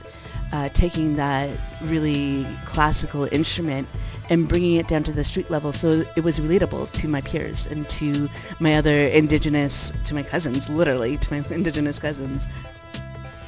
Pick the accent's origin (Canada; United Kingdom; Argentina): Canada; Edmonton, Alberta; now in Toronto, Canada; Edmonton Public School, where I grew up in Edmonton, Alberta